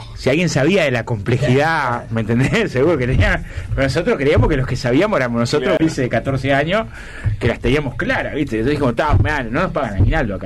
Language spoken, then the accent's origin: Spanish; Villa Felicidad, Canelones, Uruguay; also born or lived in La Teja, Montevideo; Yo nací en, el Hospital de Canelones. Soy de Villa Felicidad, pero nací en el Hospital de Canelones.